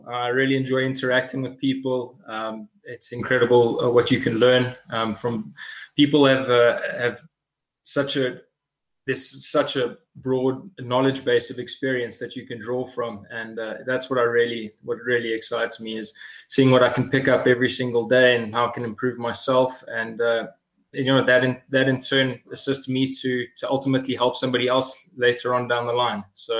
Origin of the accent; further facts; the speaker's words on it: South Africa; As a South African, you kind of have to be passionate about rugby.